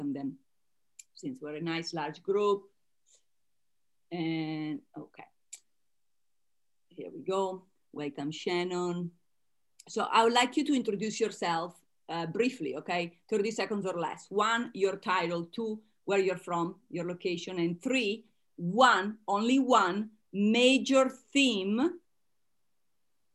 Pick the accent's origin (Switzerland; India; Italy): Italy; now in Las Vegas, United States; I spend my time between here and Italy, my home country